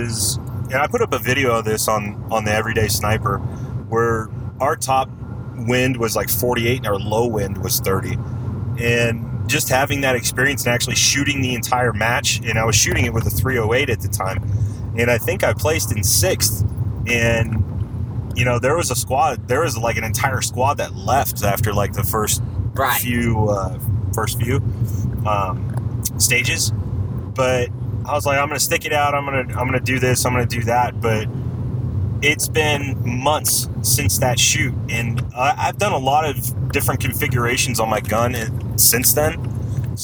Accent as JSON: {"language": "English", "region": "Southern California", "country": "United States", "tie": "born or raised there", "also_born_or_lived": "Missouri", "moved": "yes", "said": "growing up in Southern California"}